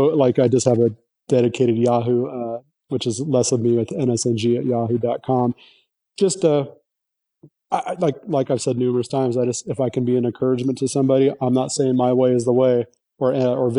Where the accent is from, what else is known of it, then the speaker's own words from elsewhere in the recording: California, United States; moved away as an adult; now in Texas, United States; I come from California